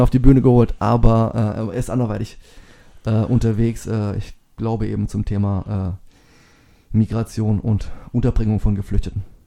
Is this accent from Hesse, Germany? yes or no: no; Bauland, Baden-Württemberg, Germany; moved away; wir sind jetzt hier aufgewachsen im Bauland